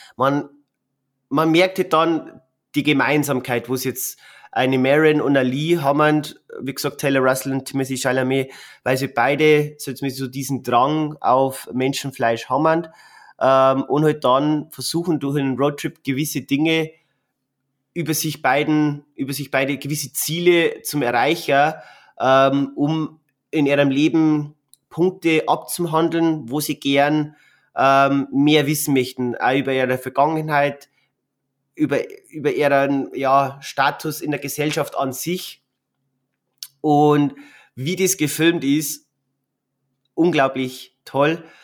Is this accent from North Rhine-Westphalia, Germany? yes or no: no; Bavaria, Germany; bei uns in Bayern